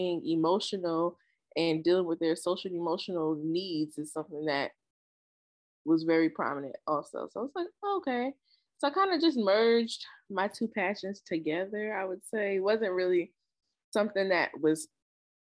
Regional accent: Trenton, New Jersey, United States; I am from Trenton, New Jersey, born and raised.

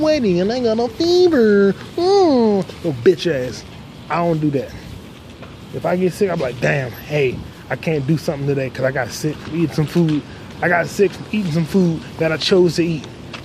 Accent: Virginia, United States; I'm from Virginia

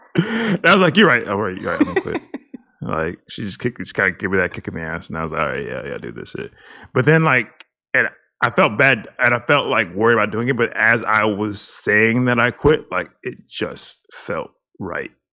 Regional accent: Texas, United States; we're from Texas.

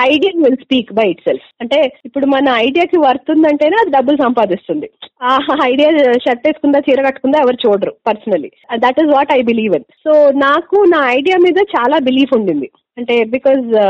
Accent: Hyderabad, Telangana, India; moved away as an adult; also born or lived in United Kingdom; మొత్తం అంతా హైదరాబాదే అండి నేను పుట్టింది హైదరాబాదే స్కూలింగ్ కూడా ఇక్కడే ఇంజనీరింగ్ కూడా ఇక్కడే

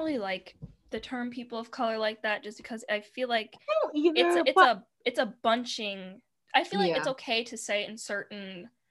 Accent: Chicago, Illinois, United States; I'm African Chicagoan

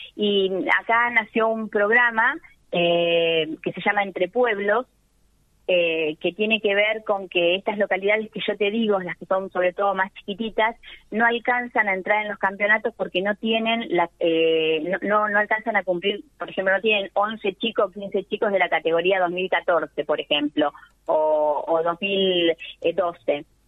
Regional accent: Dudignac, Buenos Aires Province, Argentina; yo soy de Dudiñá, que es uno de las una de las localidades más grandes que tiene eh, 9 de julio

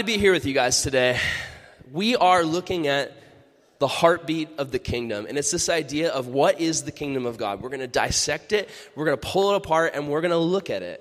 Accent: California, United States; I'm a Californian. I talk like a normal person

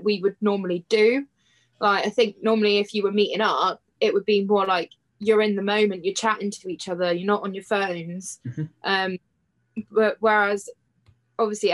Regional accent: Cornwall, South West England, United Kingdom; I'm from Cornwall, so there's so many like scenic places that we can go and explore. And I've lived here my whole life

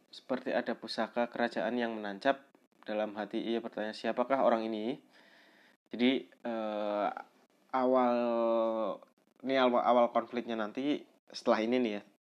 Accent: Pemalang, Central Java, Indonesia; Kabupaten Pemalang, Kota Pemalang, ter tempat tepatnya di daerah asal gue sendiri yaitu eh ya belum kenal ya uh, perkenalkan

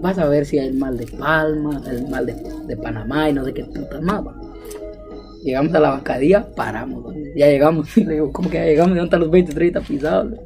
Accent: Guatemala; Como guatemalteco

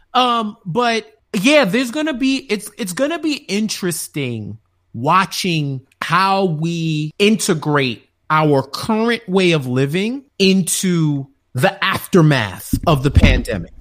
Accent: New York, United States; being a New Yorker

